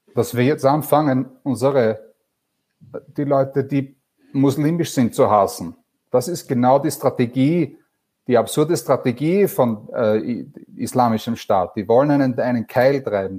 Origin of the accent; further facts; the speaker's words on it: Vienna, Austria; moved away; ich bin ursprünglich aus Wien, das hört man vielleicht